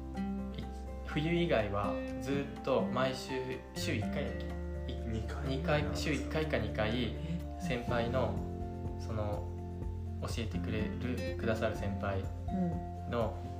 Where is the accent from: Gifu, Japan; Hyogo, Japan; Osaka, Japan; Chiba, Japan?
Gifu, Japan; Gujō; also born or lived in Aichi; 僕はあの生まれも育ちも昼賀野で